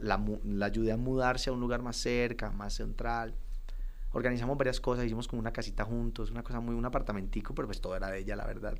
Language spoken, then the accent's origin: Spanish; Cali, Valle del Cauca, Colombia; moved away as an adult; also born or lived in Bogotá / Pereira; now in Medellín, Colombia; Yo venía de la ciudad que soy, de Cali, buscando oportunidad en Bogotá